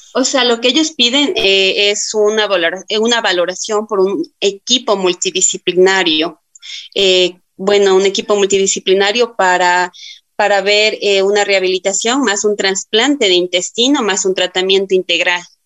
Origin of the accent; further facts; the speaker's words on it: Tulcán, Carchi, Ecuador; yo soy de la ciudad de Tulcán, tengo 31 años